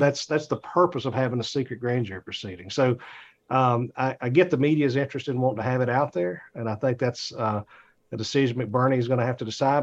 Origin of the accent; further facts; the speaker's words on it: Atlanta, Georgia, United States; I'm from Atlanta.